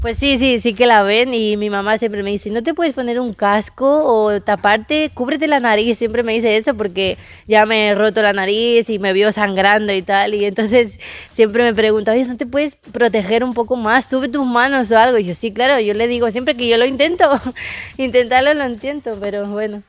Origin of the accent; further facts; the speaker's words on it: Castelldefels, Catalonia, Spain; also born or lived in Buenos Aires, Argentina; now in United States; mi mamá y mi familia y mi mamá son de España y yo nací en España